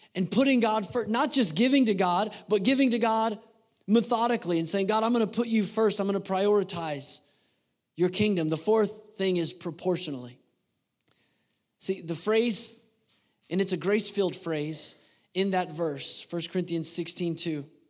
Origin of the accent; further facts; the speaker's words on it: United States; I was born in the United States of America